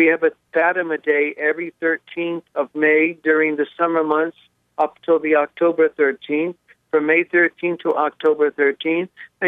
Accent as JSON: {"language": "English", "region": "Connecticut", "country": "United States", "tie": "born or raised there", "moved": "as an adult", "lives_now": "Doylestown, United States", "said": "because my parish church was a Polish parish in Connecticut. I'm a New Englander. I'm from Connecticut."}